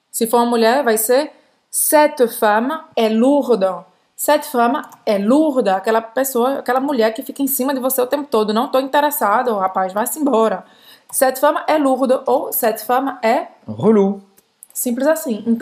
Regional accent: Brazil; principalmente para os amigos que sabem que eu sou brasileira

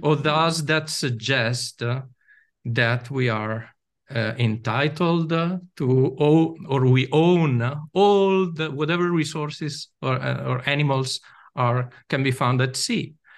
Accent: Venice, Veneto, Italy; I'm from Italy. I was born in Venice

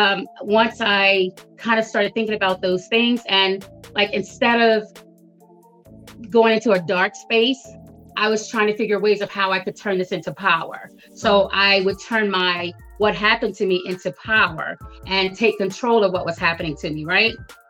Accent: Delaware, United States; I'm from Delaware. I've spent most of my life in Delaware, 20 plus years in Newcastle County of Delaware.

